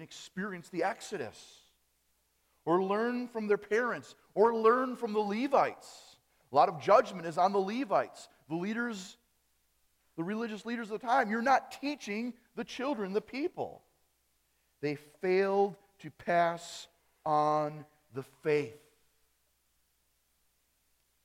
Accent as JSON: {"language": "English", "town": "Appleton", "region": "Wisconsin", "country": "United States", "tie": "born or raised there", "accent": "German accent", "said": "I grew up in Wisconsin, Appleton, Wisconsin. On that side of Wisconsin, we have more of a German accent"}